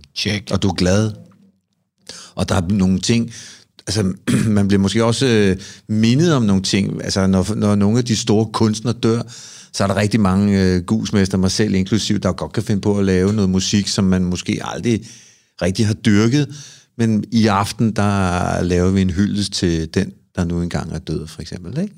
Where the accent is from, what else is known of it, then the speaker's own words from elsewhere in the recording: Copenhagen, Capital Region of Denmark, Denmark; Jeg er en fyr fra Amager